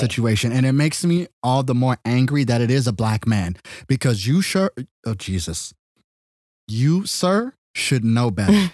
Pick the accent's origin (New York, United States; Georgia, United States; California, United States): California, United States; I'm not from the country. I was born and raised in California